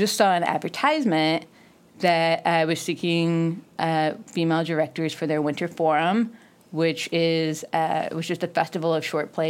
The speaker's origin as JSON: {"language": "English", "region": "Missouri", "country": "United States", "tie": "born or raised there", "also_born_or_lived": "Arkansas / New York", "moved": "as an adult", "said": "Raised in Missouri."}